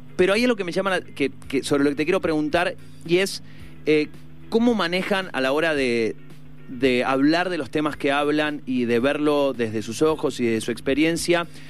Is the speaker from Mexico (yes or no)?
no; Argentina; nosotros como, como argentinos